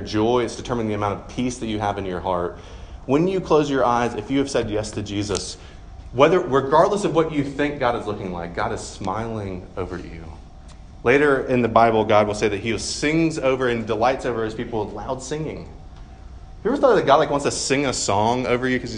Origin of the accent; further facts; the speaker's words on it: Georgia, United States; moved away; I'm from Georgia, and from in the Deep South